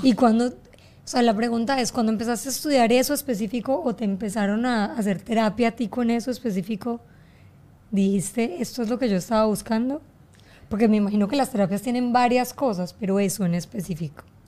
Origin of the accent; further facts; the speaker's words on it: Colombia; now in Miami, United States; yo soy colombiana